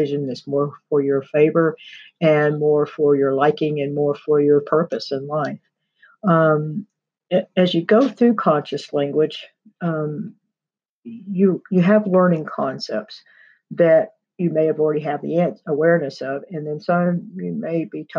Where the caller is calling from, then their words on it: Pike Creek, Texas, United States; I'm recording from the Deer Creek Sanctuary in Pike Creek, Texas.